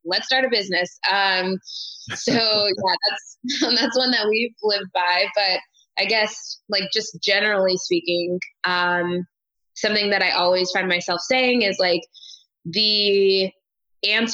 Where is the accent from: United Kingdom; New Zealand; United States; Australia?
United States; Hanford, California; I grew up here